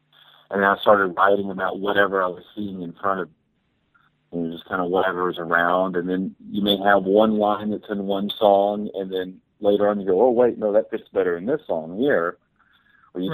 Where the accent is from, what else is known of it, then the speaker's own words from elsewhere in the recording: Texas, United States; I had a heavy band when I grew up in Texas